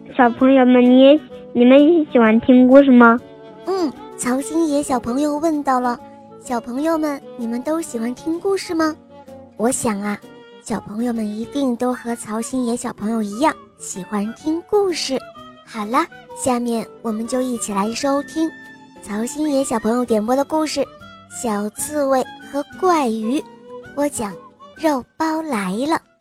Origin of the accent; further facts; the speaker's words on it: Northeast China, China; 今年五十岁了，我来自东北